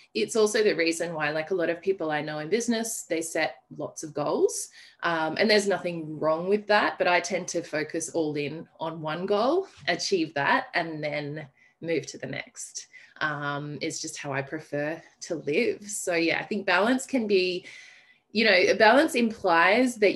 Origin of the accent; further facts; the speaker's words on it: Armidale, New South Wales, Australia; moved away; also born or lived in Adelaide, Australia; I have recently returned to my hometown of Armidale, New South Wales